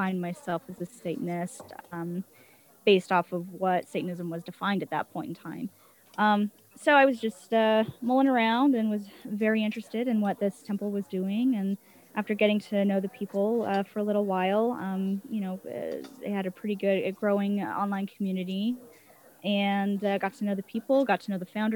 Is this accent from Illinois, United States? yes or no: no; Utah, United States; moved away as an adult; also born or lived in Oregon; now in Arizona, United States; I'm originally from Utah, grew up there